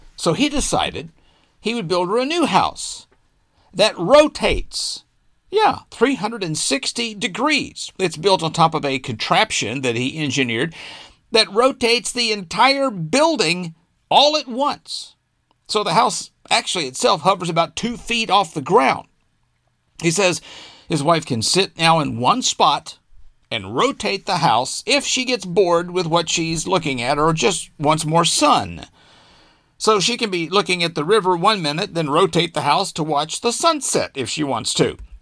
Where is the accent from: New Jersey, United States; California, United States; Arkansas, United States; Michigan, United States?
Arkansas, United States; my home state of Arkansas